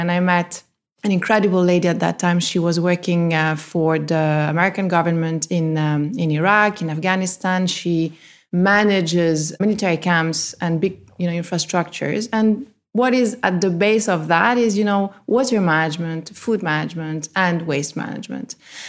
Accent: Italy; also born or lived in France; I grew up in Italy and in France where there's a lot of nature, beautiful, you know, natural reserves, parks, lakes, and I gave it for granted.

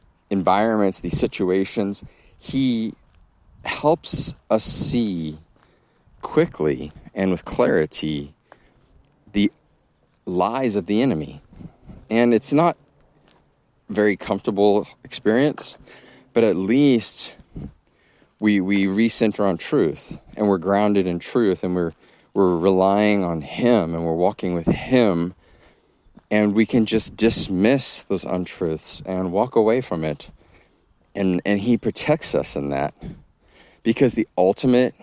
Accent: Texas, United States; moved away as an adult; also born or lived in Massachusetts; I grew up in Texas, and then I went to college in the Northeast and Massachusetts

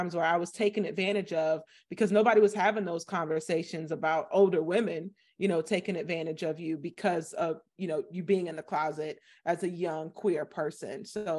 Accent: Florida, United States; I am from Florida. So I'm from a small town in Florida, you know, population 10,000, 16% Black.

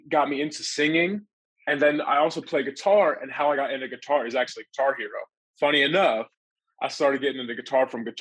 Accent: Pennsylvania, United States; now in Texas, United States; originally, I'm from Pennsylvania. Then I moved to Texas

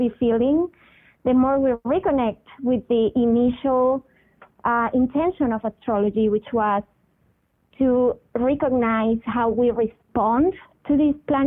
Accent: Venezuela; I was born in Venezuela, which is in South America, and I grew up going to the beach and going to this island called Margarita.

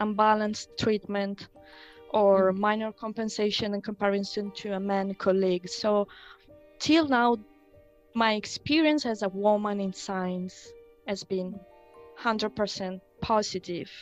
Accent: Rome, Lazio, Italy; moved away as an adult; also born or lived in Switzerland; now in Limerick, Ireland; I come from Italy, where I started my studies in biology

